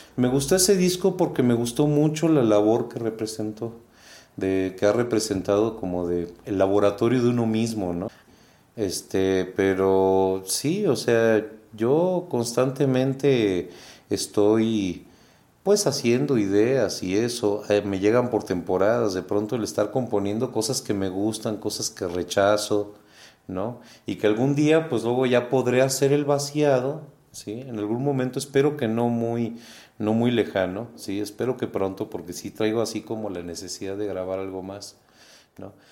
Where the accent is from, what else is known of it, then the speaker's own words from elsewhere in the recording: Uruguay; now in Guanajuato, Mexico; en Uruguay, sí, que es de donde yo vengo